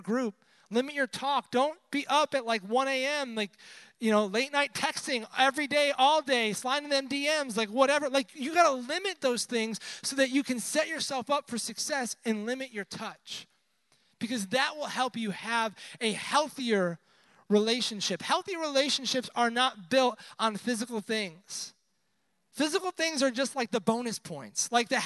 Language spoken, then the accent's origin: English; Buffalo, New York, United States; moved away; I'm originally from the Northeast, so wintertime, you didn't go outside ever. I'm from Buffalo